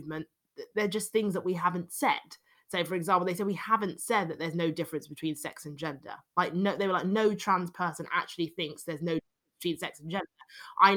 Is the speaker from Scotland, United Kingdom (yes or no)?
no; London, United Kingdom; accent: London British accent; I'm a Londoner, obviously, which is a very liberal city